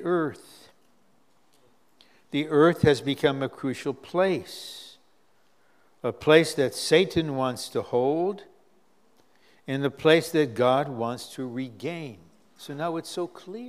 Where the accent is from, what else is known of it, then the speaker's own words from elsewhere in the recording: United States; now as an American, I got to live in that crazy political situation.